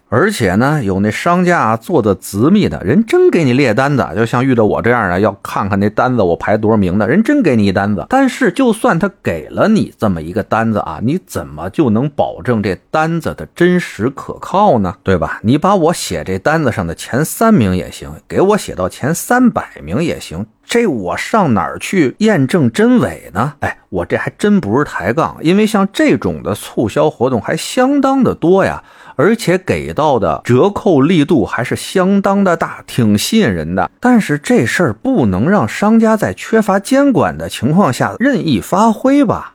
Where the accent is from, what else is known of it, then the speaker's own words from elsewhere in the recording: Beijing, China; accent: Beijing; 我这有点北京口音吧